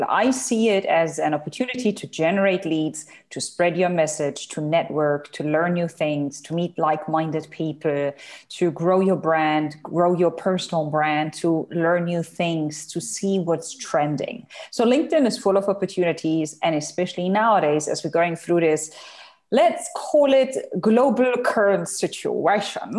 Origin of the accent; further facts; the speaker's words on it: Germany; moved away as an adult; now in Dubai, United Arab Emirates; I'm originally from Germany. I live in the United Arab Emirates in Dubai. I'm here since 2008